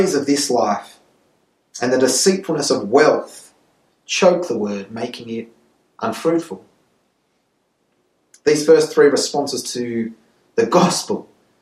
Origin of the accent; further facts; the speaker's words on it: Sydney, New South Wales, Australia; now in Santiago, Chile; I was born in Sydney